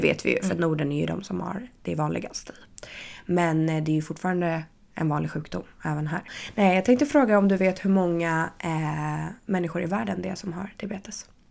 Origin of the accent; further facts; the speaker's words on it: Stockholm, Stockholm County, Sweden; now in Paris, France; hemma i Stockholm